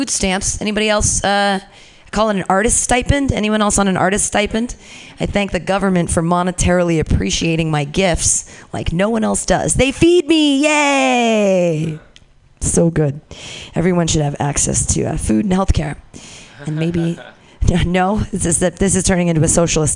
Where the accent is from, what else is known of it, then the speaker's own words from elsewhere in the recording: Danville, California, United States; I grew up in Danville, very close to here, Bay Area